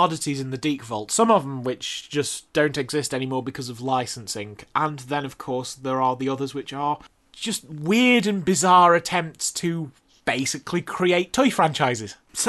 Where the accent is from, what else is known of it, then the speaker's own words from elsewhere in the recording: United Kingdom; being British, we got things a few years later